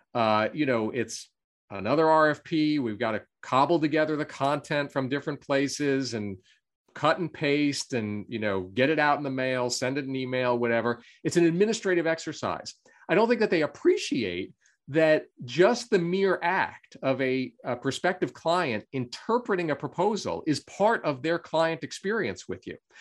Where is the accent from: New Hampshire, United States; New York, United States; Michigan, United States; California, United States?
New York, United States; Long Island; I grew up on Long Island in New York in the US um, and uh, lived there really all my life until I went off to college.